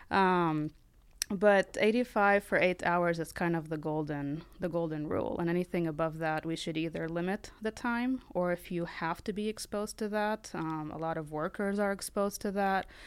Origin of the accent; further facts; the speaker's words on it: Lebanon; moved away as an adult; now in United States; I'm from Lebanon originally